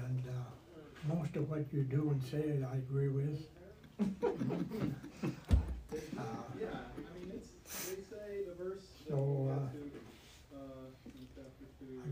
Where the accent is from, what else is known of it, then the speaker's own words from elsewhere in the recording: South Dakota, United States; moved away; also born or lived in Illinois; I grew up in South Dakota